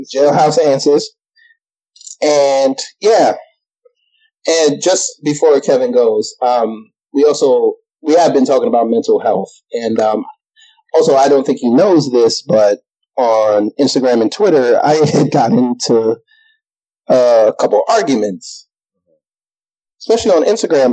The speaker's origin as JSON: {"language": "English", "country": "Jamaica", "said": "we are both Jamaican"}